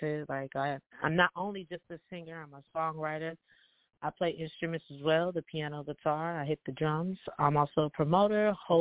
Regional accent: Toledo, Ohio, United States; I am from Toledo, Ohio. That's where I was born and raised

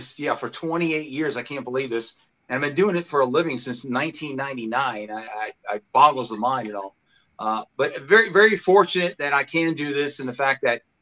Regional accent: Huntsville, Alabama, United States; accent: Alabama; moved away as an adult; also born or lived in Long Island, New York; now in Henderson, United States; My dad took a job working in the space industry down in Huntsville, Alabama

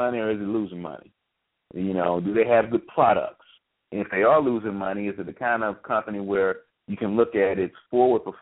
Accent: United States; we're black and we're American

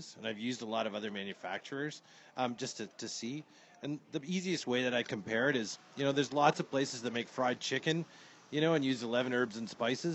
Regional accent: Great Lakes of Ontario, Canada; I come from the Great Lakes of Ontario, Canada

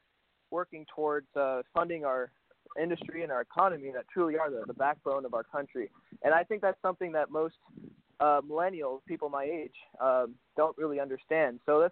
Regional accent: Arizona, United States; And I come from Arizona, and so that's a very – it's becoming a swing state right now.

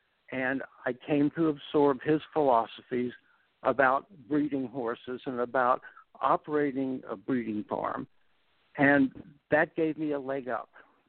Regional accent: Hanover, Pennsylvania, United States; I grew up in Hanover, Pennsylvania, and my parents had a small stable of show horses, saddle horses, and I rode them and showed them.

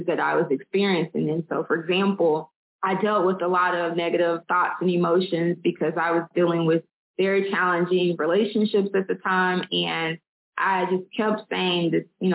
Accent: Little Rock, Arkansas, United States; now in Birmingham, United States; I'm originally from Little Rock, Arkansas, and I'm currently in Birmingham, Alabama

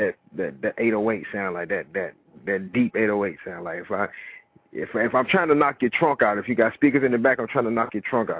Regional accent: Richmond, Virginia, United States; now in Atlanta, United States; I'm from Richmond, Virginia.

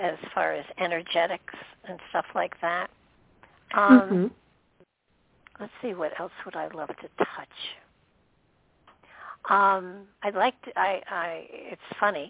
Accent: New York, United States; moved away; I didn't grow up in the city, but I was born in New York and very close to the city most of the time I lived there

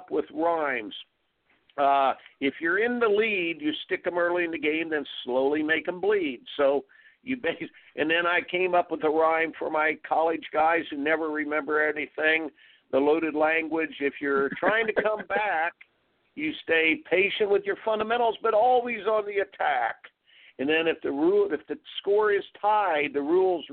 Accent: Indiana, United States; I grew up in Indiana

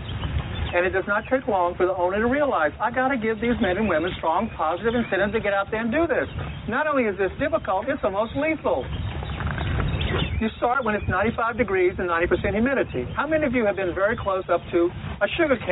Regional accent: Louisiana, United States; I grew up with here in Louisiana in the 1950s

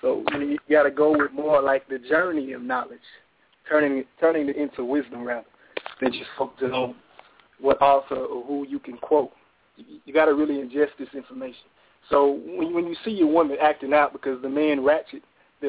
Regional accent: Tulsa, Oklahoma, United States; I'm from Tulsa, Oklahoma.

